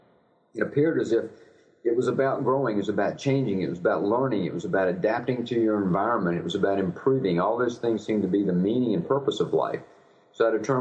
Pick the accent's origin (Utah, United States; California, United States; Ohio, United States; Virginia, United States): Virginia, United States; Richmond; I was raised in suburbia outside of Richmond, Virginia